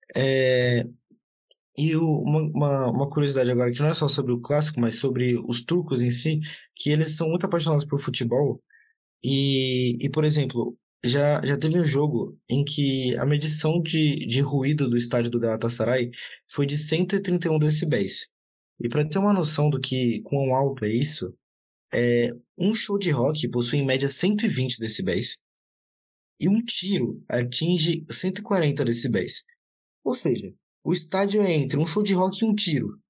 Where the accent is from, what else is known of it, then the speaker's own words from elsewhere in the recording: Brazil; eu sou brasileiro